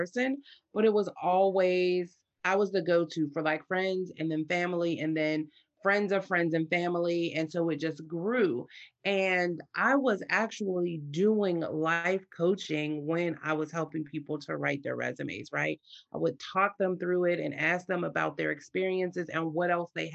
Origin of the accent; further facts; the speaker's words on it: Pittsburgh, Pennsylvania, United States; So I'm from Pittsburgh, Pennsylvania, so in the United States